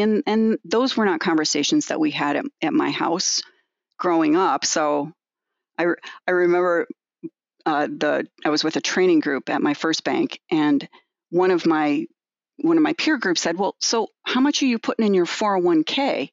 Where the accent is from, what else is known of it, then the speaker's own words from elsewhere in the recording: Evanston, Illinois, United States; I grew up near the Skokie area in Evanston.